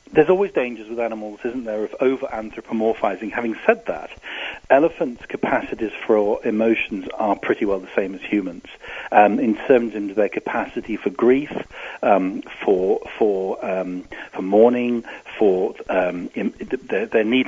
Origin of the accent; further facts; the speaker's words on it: England, United Kingdom; As you can hear from my accent, I come from England. I used to live in a seaside town